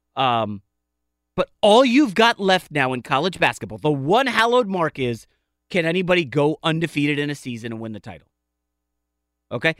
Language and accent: English; Northern Virginia, United States; also born or lived in New York; I was growing up in Northern Virginia